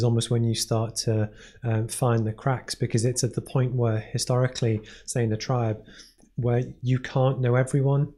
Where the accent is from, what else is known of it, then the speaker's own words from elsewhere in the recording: Maghull, North West England, United Kingdom; I grew up in Liverpool, but it's technically, yeah. It was a town called Magal, which is near Ormskirk